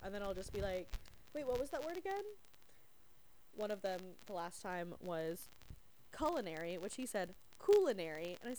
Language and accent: English; Canada; also born or lived in US South; like, you know, I'm a Canadian. I was raised by Canadians that live in the South